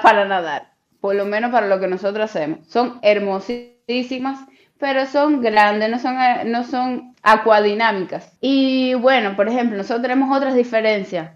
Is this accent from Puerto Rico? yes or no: no; Cuba; moved away as an adult; now in China; siendo cubana al fin